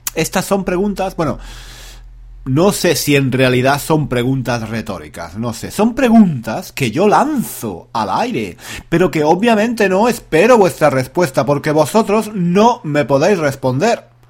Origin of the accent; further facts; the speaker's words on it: Andalusia, Spain; moved away as an adult; also born or lived in Granada, Spain; now in London, United Kingdom; soy español, soy andaluz